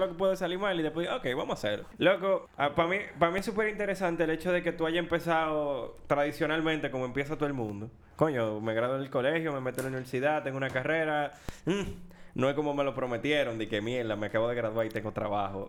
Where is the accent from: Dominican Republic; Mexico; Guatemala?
Dominican Republic; Nosotros como dominicanos